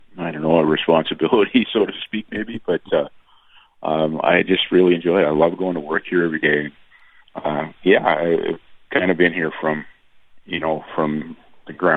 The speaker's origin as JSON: {"language": "English", "town": "Steinbach", "region": "Manitoba", "country": "Canada", "tie": "born or raised there", "moved": "as an adult", "said": "to do this in my hometown"}